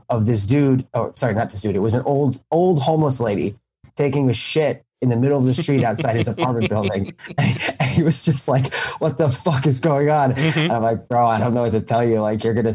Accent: New York, United States; I grew up in New York

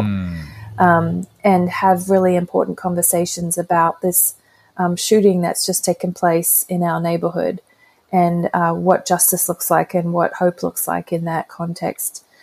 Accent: Brisbane, Queensland, Australia; moved away as an adult; also born or lived in Cincinnati, United States; I'm back in Brisbane, Australia, which is my hometown, and um, hadn't lived here for over 20 years

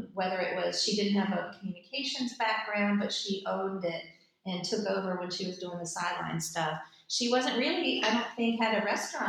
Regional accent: Richmond, Virginia, United States; I've lived in Richmond almost all my life.

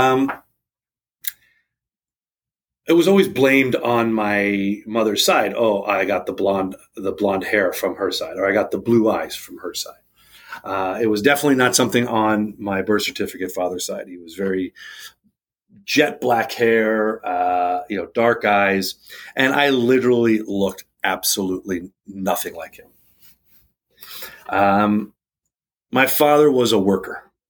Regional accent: New England, United States; moved away; I was born back east in the New England area in 1981.

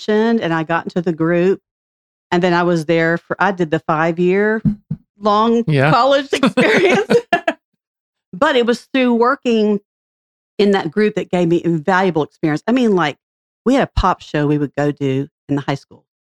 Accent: Franklin, Tennessee, United States; I grew up in Franklin since I was 5 years old.

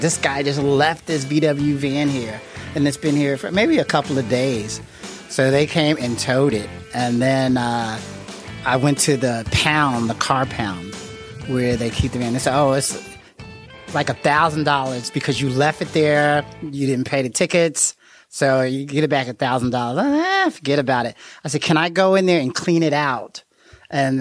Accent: Jersey City, New Jersey, United States; now in Dayton, United States; I'm from Jersey City, New Jersey, and I live next door to a narcotics detective on my block in Jersey City

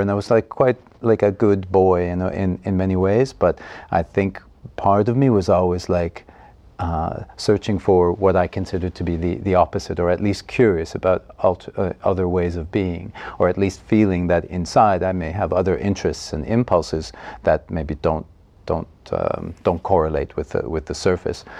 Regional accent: Montreal, Quebec, Canada; now in Estonia; I was born in Montreal, in the province of Quebec, Canada, in 1965.

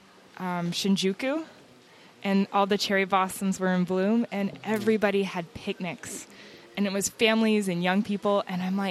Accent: United States; Being an American

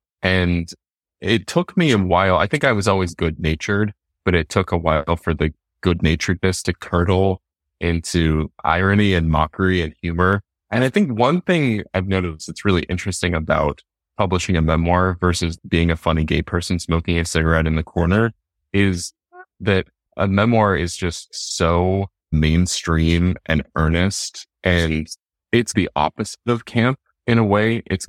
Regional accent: Salt Lake City, Utah, United States; I'm from Salt Lake City, Utah, and it's Salt Lake is such a spinster culture

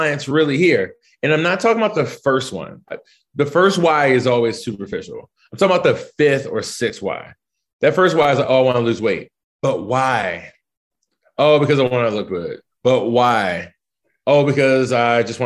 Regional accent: Baltimore, Maryland, United States; moved away as an adult; also born or lived in Chapel Hill, North Carolina / Italy; now in Washington, DC, United States; I grew up in West Baltimore in the 80s.

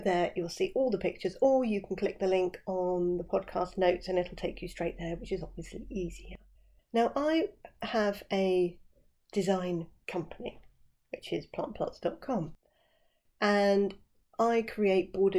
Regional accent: West Sussex, South East England, United Kingdom; where I live down here in West Sussex

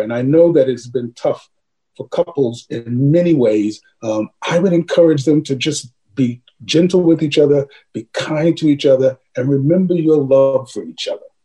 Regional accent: New York City, New York, United States; I had eight siblings. And mom and dad, we grew up in Harlem during the 50s and, and 60s

